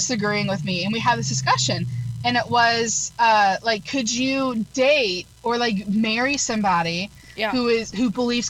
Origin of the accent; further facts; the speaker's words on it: United States; it's my job as an American citizen